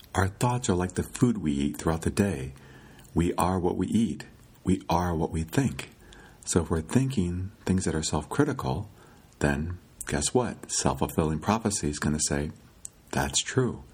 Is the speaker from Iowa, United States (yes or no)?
yes; Iowa, United States; When I was a kid growing up in Iowa, I lived by a lake.